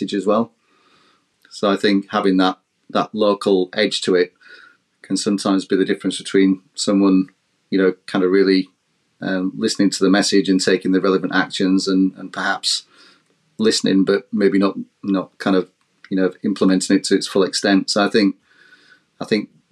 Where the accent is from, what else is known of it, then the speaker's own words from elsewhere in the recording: the Northeast, North East England, United Kingdom; I'm from the Northeast as well